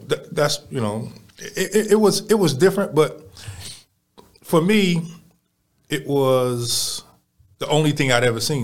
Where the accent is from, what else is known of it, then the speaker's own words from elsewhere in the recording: Baltimore, Maryland, United States; now in Houston, United States; I come from Baltimore